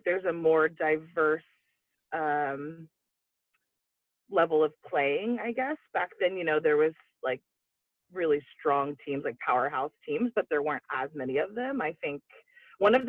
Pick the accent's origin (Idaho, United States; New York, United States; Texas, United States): Texas, United States; San Antonio; I grew up in San Antonio